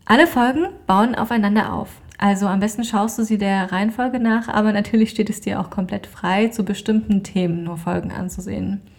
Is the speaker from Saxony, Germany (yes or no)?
yes; Dresden, Saxony, Germany; bin gebürtige Deutsche, komme ursprünglich aus Dresden